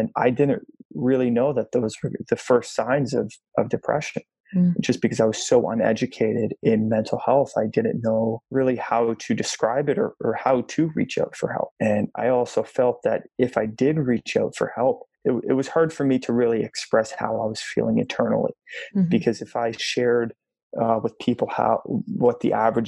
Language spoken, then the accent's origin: English; Toronto, Ontario, Canada; I grew up here in Toronto, Canada, in an absolutely loving house.